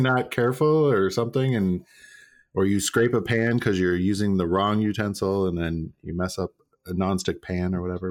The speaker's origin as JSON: {"language": "English", "region": "Minnesota", "country": "United States", "tie": "born or raised there", "moved": "yes", "said": "I grew up in Minnesota"}